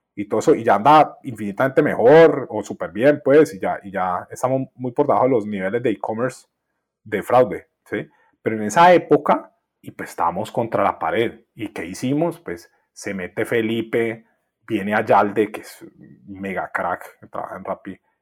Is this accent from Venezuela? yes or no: no; Colombia; yo soy colombiano